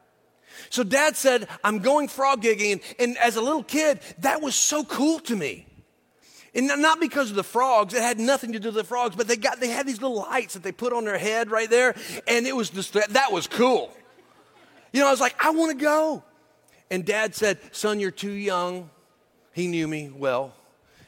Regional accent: the South, United States; I'm from the South, so that's always my reference point.

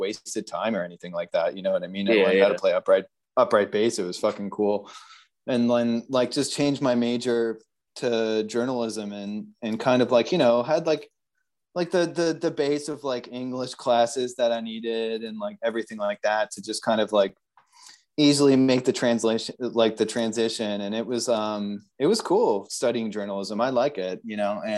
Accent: Atlanta, Georgia, United States; moved away as an adult; also born or lived in Canada / Worcester, Massachusetts / Naples, Florida; now in Buenos Aires, Argentina; Atlanta is where I was, like, you know, spent the most time, really, you know, kind of grew up there. I went to high school there

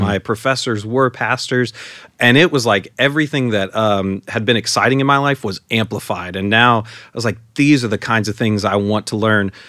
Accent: San Antonio, Texas, United States; moved away; I grew up in San Antonio and, uh, lived in the same house, uh, my entire life while I was at home.

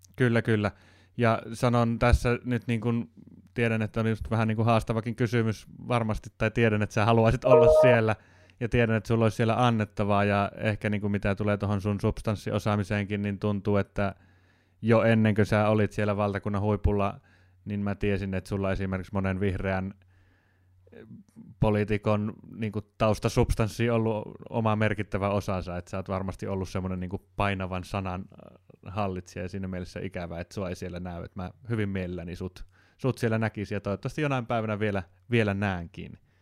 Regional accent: Jyväskylä, Central Finland, Finland; moved away; On Jyväskylän maisemat, se on mulle se koti, kotiseutu

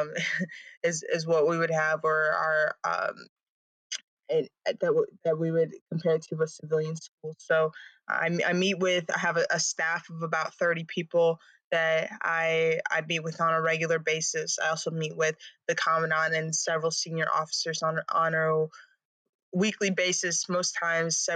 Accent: Lake Forest, Illinois, United States; moved away; I'm from Lake Forest, Illinois, which is a north suburb of Chicago. And so I grew up in a pretty small town.

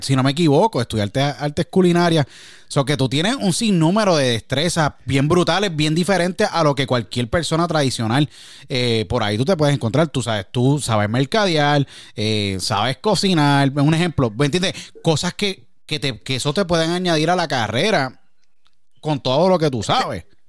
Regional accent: San Juan, Puerto Rico; Somos los dos de San Juan

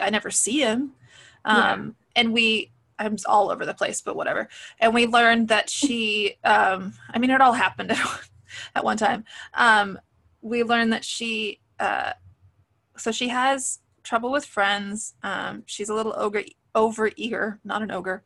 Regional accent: West Coast, United States; I grew up on the West Coast.

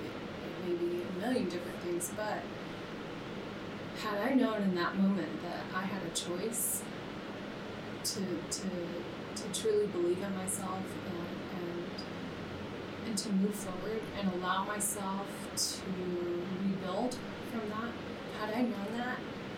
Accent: Navajo Nation, United States; we were raised on the Navajo reservation, very desolate, very rural

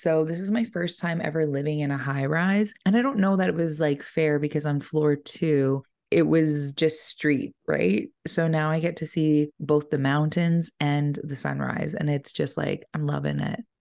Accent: Ponoka, Alberta, Canada; growing up in Pinoka

